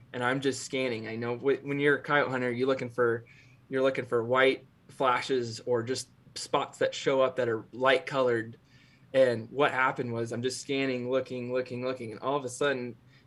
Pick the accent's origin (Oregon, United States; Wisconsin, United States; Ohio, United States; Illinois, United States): Oregon, United States; Cove; my hometown in Cove, Oregon